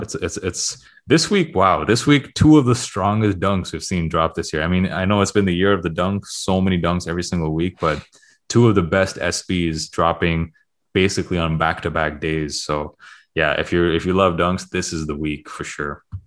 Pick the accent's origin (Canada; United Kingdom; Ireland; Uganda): Canada; Toronto, Ontario; moved away; I am from Toronto